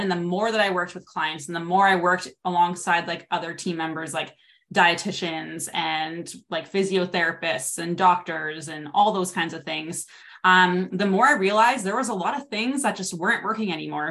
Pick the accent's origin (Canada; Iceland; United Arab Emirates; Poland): Canada; also born or lived in Regina, Saskatchewan; I'm from Canada. I'm in Regina, Saskatchewan